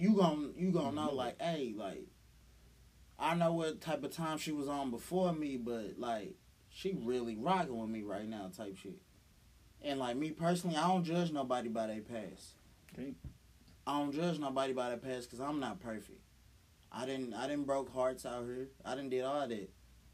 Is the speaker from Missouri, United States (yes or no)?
yes; St. Louis, Missouri, United States; we are from St. Louis.